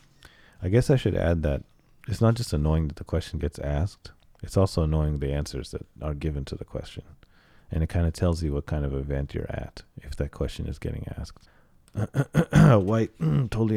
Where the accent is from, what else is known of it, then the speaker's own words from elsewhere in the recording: United States; also born or lived in Cairo, Egypt; my quote unquote native language because I grew up in the United States